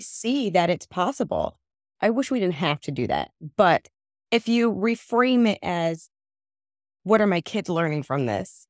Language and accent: English; New Jersey, United States; also born or lived in Trinidad (family origin); I am a first generation American. My family is from Trinidad, um, and I was born here in New Jersey